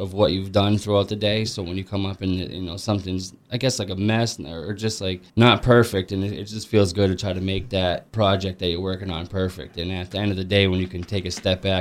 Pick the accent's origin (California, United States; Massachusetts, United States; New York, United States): Massachusetts, United States; Athol; moved away as an adult; also born or lived in North Carolina; now in Western Massachusetts, United States; I'm 34 years old. I'm from Athol, Massachusetts